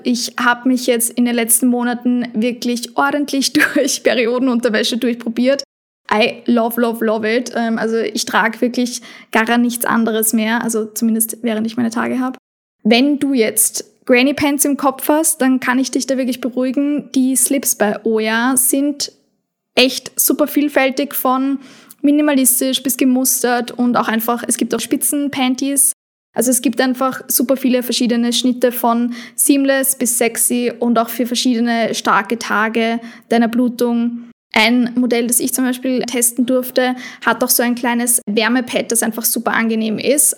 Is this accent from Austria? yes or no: yes; Austria; bei uns in Österreich